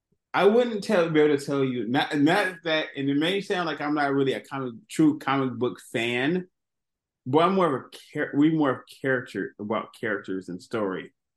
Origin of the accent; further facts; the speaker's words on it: Los Angeles, California, United States; I grew up in Los Angeles